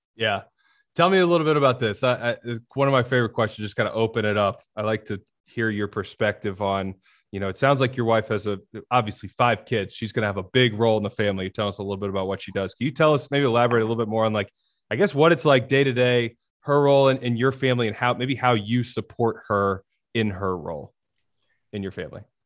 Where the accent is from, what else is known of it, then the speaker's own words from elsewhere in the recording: Birmingham, Alabama, United States; also born or lived in Long Island, New York; I was born in New York on Long Island. My bunch of my family still lives up there. So I grew up in Birmingham